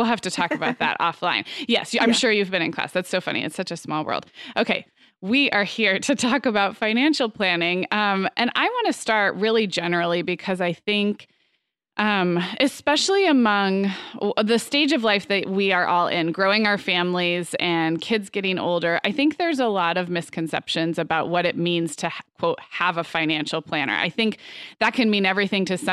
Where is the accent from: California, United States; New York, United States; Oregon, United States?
California, United States; Santa Barbara; also born or lived in Arizona; now in Orange County, United States; my hometown of Santa Barbara